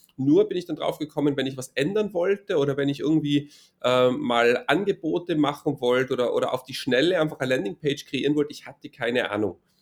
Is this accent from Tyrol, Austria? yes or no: yes; Innsbruck, Tyrol, Austria; now in near Vienna, Austria; komme aus Innsbruck, das ist in Tirol in Österreich